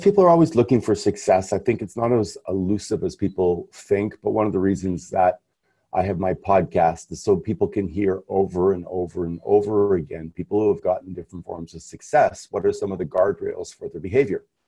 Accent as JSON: {"language": "English", "town": "Montreal", "region": "Quebec", "country": "Canada", "said": "being Canadian, is in Canada, Montreal, where I come from"}